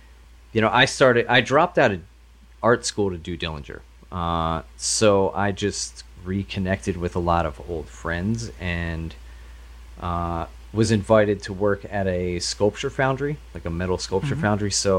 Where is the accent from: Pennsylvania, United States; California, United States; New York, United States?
Pennsylvania, United States; Pretty much Delco, just outside of Philadelphia.